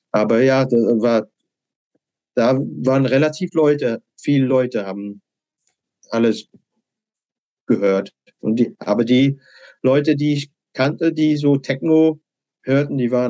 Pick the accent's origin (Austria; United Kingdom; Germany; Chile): United Kingdom; England; German is a second language; Ich bin Engländer, kannst du Montag anfangen.